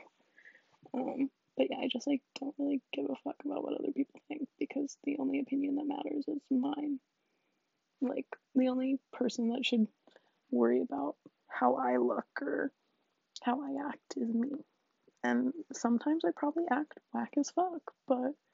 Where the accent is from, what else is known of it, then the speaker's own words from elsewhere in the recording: DC area, Virginia, United States; I'm from, like, the DC area, like, outside of it, so pretty cool. I'm technically a Southern girl because I'm from Virginia, but, like, literally kill me, I'm not from the South